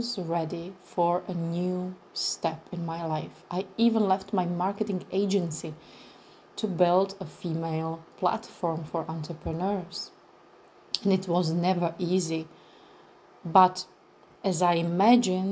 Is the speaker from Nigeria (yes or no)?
no; Czechia; first language Czech; English is a second language; my language in Czech Republic.